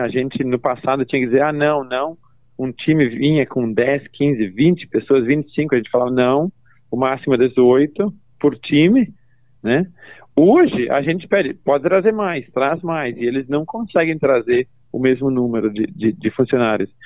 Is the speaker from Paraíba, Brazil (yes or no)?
no; Veranópolis, Rio Grande do Sul, Brazil; moved away as an adult; also born or lived in Farroupilha / United States; now in New Zealand; Eu, eu nasci e cresci, um, e, quer dizer, em Veranópolis